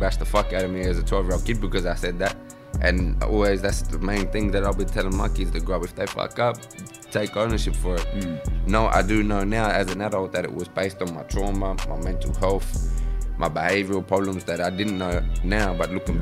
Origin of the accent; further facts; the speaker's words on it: Adelaide, South Australia, Australia; I was originally born in Adelaide. I'm an Adelaide man.